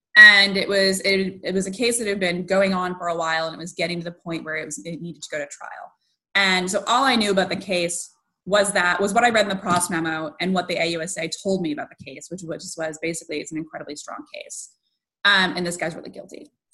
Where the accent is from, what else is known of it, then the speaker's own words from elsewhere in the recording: Western Massachusetts, United States; I grew up in Western Mass, and so I was somewhat sheltered